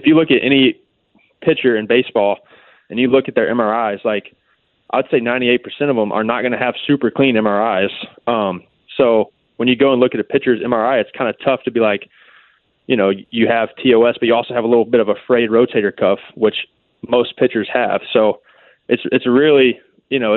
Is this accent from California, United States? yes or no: no; Alabama, United States; also born or lived in Louisiana; growing up in Alabama